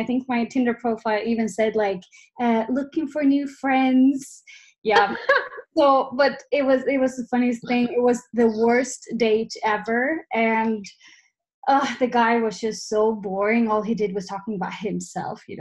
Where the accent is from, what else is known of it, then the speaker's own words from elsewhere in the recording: Sweden; moved away as an adult; now in Alicante, Spain; I am from Sweden, so I'm Swedish, but this has been my home for the last 1.5 years.